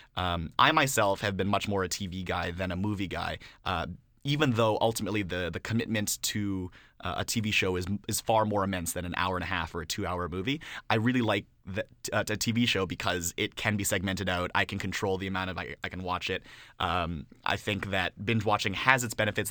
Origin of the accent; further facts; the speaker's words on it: Canada; being a Canadian rap fan